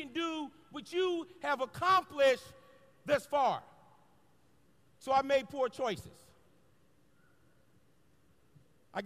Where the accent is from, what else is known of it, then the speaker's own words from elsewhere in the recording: Los Angeles, California, United States; a little black boy growing up in South Central Los Angeles